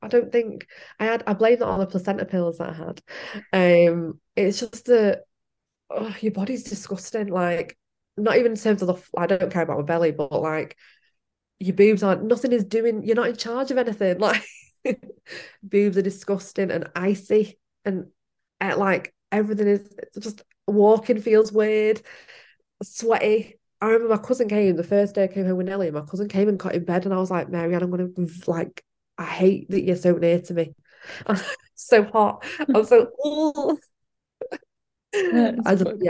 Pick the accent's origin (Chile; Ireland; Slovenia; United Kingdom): Ireland; we're all Irish